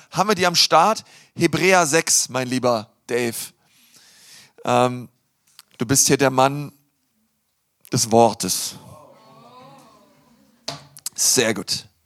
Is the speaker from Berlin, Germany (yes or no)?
yes; Berlin, Germany; now in Nuremberg, Germany; und wir wohnen in Nürnberg, aber ich komme aus Berlin.